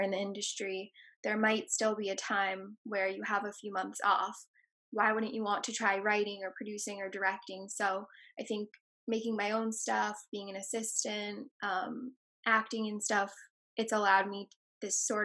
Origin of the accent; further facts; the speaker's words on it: New York City, New York, United States; I grew up in Tribeca